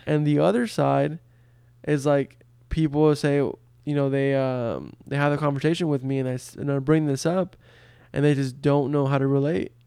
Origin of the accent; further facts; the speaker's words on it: Brownsville, Texas, United States; first language Spanish; English is a second language; I grew up in a border town in Texas called Brownsville